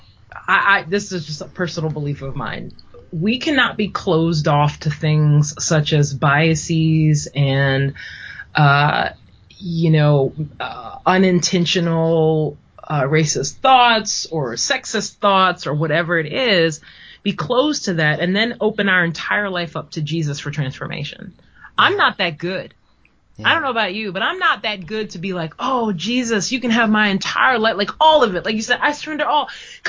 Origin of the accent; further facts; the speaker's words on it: United States; an English-speaking American